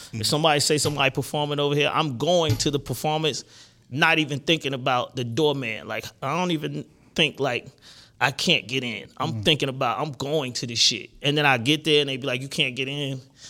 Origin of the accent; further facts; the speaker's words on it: the South, United States; They didn't say nothing about we from the South. I'm from the South, right?